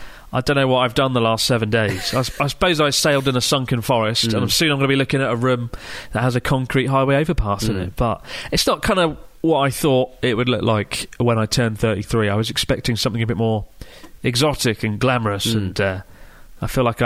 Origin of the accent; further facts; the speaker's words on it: Melbourne, Victoria, Australia; I'm from Melbourne, and I like annoying words.